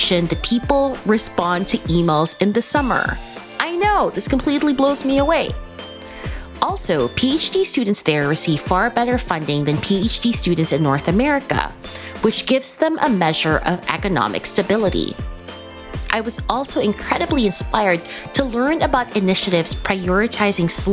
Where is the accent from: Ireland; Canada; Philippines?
Philippines; We're both Filipino